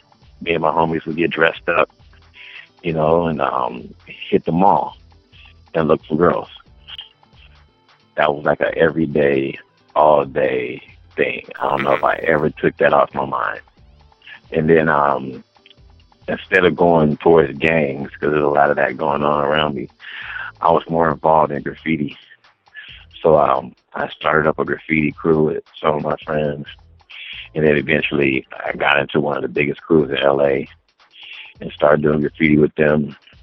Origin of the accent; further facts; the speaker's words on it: Watts, California, United States; Watts, California.